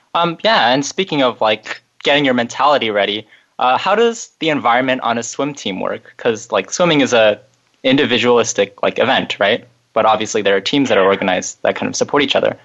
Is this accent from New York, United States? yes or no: no; Bay Area, California, United States; growing up in the Bay Area